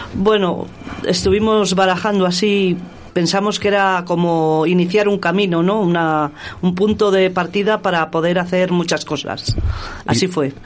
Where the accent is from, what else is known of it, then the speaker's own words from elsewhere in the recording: Íscar, Castile and León, Spain; mi pueblo, Iscar.